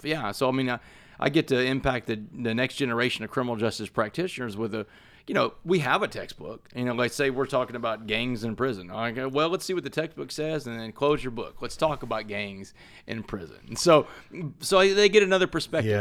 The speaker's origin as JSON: {"language": "English", "town": "Port Arthur", "region": "Texas", "country": "United States", "tie": "born or raised there", "said": "I grew up in Port Arthur, Texas"}